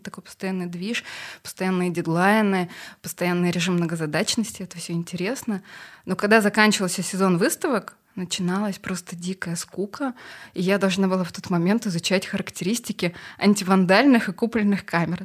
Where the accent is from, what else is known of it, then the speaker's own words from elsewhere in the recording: Kazakhstan; moved away as an adult; now in Russia; я из Казахстана